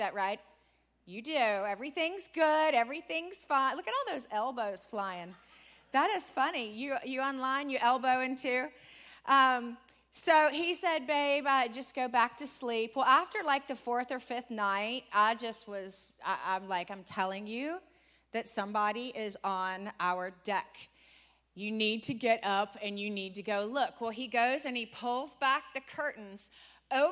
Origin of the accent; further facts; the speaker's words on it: Richmond, Virginia, United States; moved away; We're from Richmond, Virginia. We grew up and were raised in Richmond, Virginia